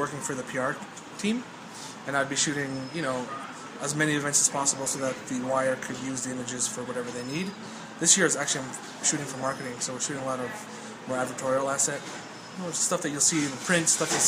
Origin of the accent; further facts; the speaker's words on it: Montreal, Quebec, Canada; now in Chicago, United States; I'm currently based in Chicago. I'm born and raised in Montreal, Canada